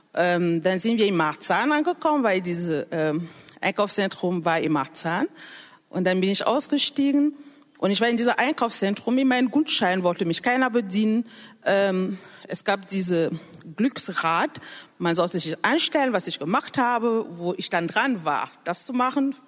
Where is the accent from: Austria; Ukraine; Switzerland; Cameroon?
Cameroon; German is a second language; moved away as an adult; now in Germany; Ich komme ursprünglich aus Kamerun und lebe seit mehr als zehn Jahren in Deutschland